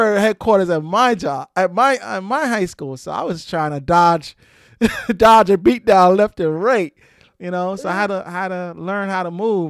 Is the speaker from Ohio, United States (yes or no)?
no; New York City, New York, United States; I grew up in Brooklyn